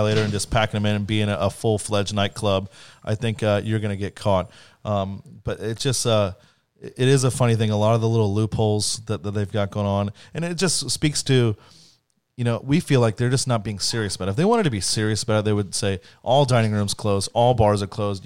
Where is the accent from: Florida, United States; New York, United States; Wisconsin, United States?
Florida, United States; Central; I'm from Central Florida